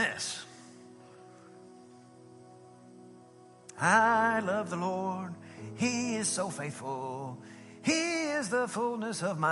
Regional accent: Southeast Texas, United States; I am from Southeast Texas. I'm a country kid

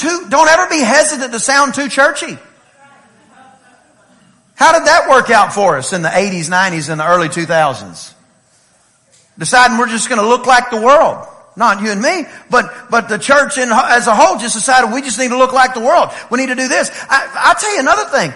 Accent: East Texas, United States; I am from East Texas

